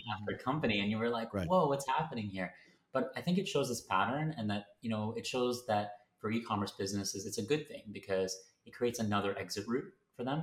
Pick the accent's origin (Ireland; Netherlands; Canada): Canada; moved away as an adult; now in London, United Kingdom; I am based in London, um, but I'm originally from Canada